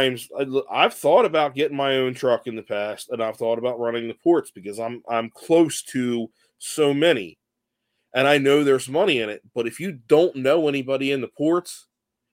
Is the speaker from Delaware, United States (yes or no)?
yes; Clayton, Delaware, United States; where I grew up in Clayton, Smyrna, Delaware, basically the same fucking town